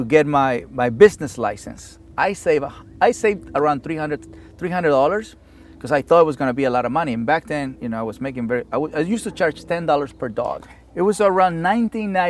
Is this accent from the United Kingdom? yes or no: no; Mexico; English is a second language; also born or lived in Inglewood, California; now in United States; the Mexican guy